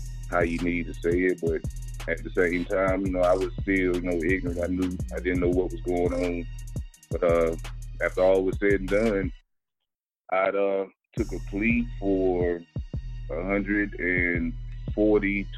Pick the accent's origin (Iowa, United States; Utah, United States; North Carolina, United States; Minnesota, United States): North Carolina, United States; Raleigh; I'm from Raleigh, North Carolina